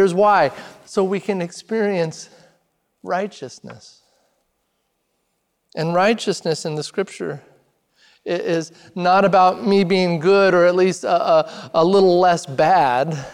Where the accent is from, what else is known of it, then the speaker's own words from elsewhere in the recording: Redmond, Oregon, United States; moved away; I grew up in Redmond, Oregon, small town in central Oregon.